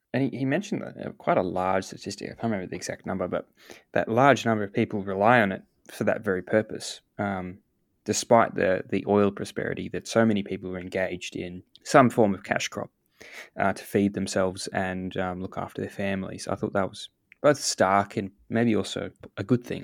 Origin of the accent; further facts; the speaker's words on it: Australia; We we are an island here in Australia, and we are quite far removed